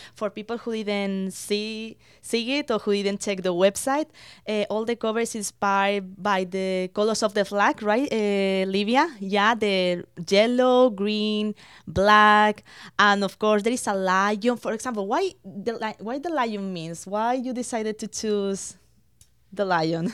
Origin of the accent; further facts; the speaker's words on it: Spain; now in London, Canada; I was born in Spain. My parents are from Spain